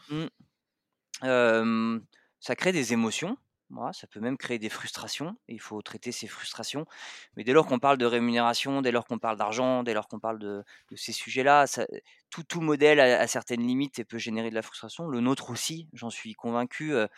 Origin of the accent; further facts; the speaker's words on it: Savoy, Auvergne-Rhône-Alpes, France; je suis savoyard d'origine, euh, fan de ces origines-là